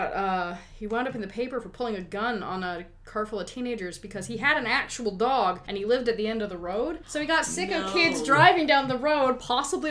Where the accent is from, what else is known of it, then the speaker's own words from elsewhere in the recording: Lower Mainland, British Columbia, Canada; I'm from the Lower Mainland